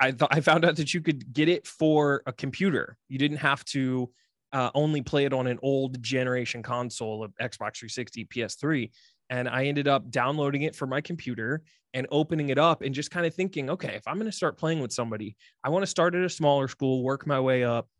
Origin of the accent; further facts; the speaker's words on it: Columbus, Ohio, United States; Born and raised in Columbus, Ohio, big lifelong Ohio State fan